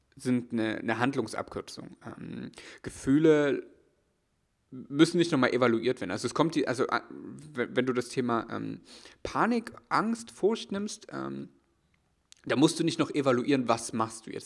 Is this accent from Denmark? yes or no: no; East Germany, Germany; ich komm aus, komm aus der ostdeutschen Provinz